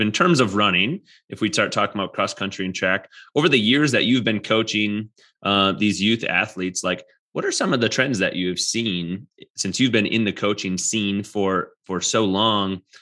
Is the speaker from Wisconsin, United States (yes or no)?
yes; Wisconsin, United States; now in Colorado, United States; I'm from Wisconsin